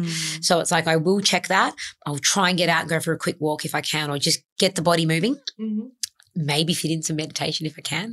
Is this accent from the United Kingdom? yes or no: no; Adelaide, South Australia, Australia; moved away as an adult; now in Sydney, Australia; I moved from my hometown of Adelaide to Sydney when I was 24 at the time